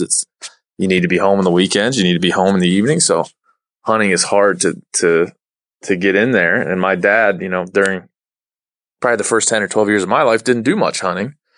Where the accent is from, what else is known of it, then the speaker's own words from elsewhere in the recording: Maryland, United States; moved away; where I grew up in Maryland